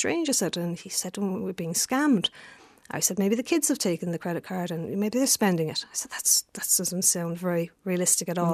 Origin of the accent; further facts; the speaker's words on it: Lisnagry, Munster, Ireland; I grew up in Lister Gry